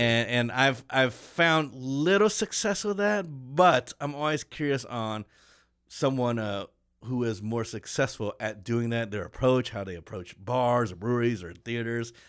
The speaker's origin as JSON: {"language": "English", "town": "Kansas City", "region": "Kansas", "country": "United States", "also_born_or_lived": "Detroit", "moved": "as an adult", "said": "I'm from Kansas City"}